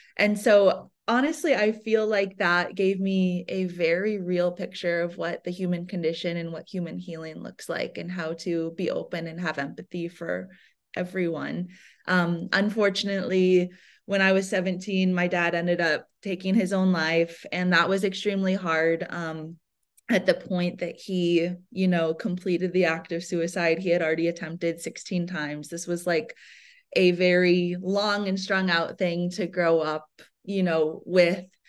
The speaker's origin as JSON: {"language": "English", "region": "Iowa", "country": "United States", "tie": "born or raised there", "said": "I was born and raised in Iowa in the Midwest"}